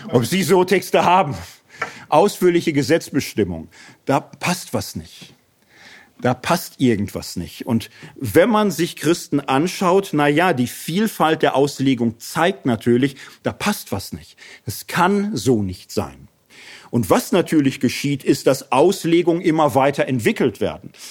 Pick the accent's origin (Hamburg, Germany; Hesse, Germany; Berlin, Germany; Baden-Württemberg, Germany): Hesse, Germany; Also ich komme aus Hessen